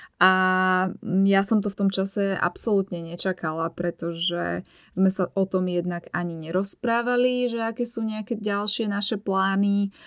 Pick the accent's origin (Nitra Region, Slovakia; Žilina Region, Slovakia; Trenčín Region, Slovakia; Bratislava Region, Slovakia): Bratislava Region, Slovakia; Bratislava; z Bratislavy, odkiaľ pochádzam ja